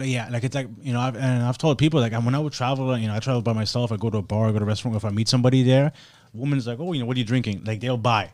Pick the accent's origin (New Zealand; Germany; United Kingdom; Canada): Germany; now in Miami, United States; I was born and raised in Germany. I grew up super progressive